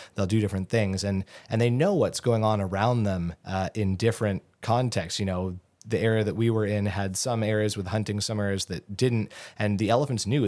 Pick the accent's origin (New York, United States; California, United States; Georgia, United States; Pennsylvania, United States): California, United States; Southern; moved away as an adult; also born or lived in Gainesville, Florida; now in Alaska, United States; I grew up in Southern California